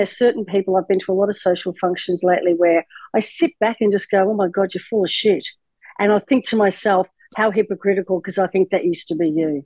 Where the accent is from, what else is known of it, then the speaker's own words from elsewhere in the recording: Australia; moved away as an adult; also born or lived in United States; I relocated from America back to Australia, and I'd been in America 20 odd years